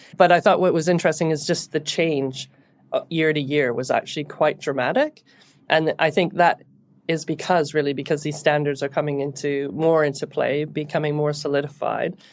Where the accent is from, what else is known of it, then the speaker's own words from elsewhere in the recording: Canada; moved away as an adult; now in United Kingdom; So I'm Canadian, And I came to the U K in the, in the early two thousands